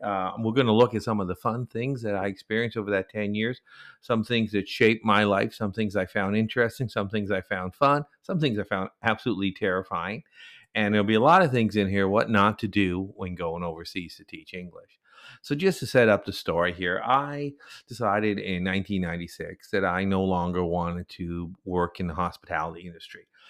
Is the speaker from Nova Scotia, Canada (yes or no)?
yes; Nova Scotia, Canada; moved away as an adult; also born or lived in South Korea; I grew up mostly in Eastern Canada, mostly in a province called Nova Scotia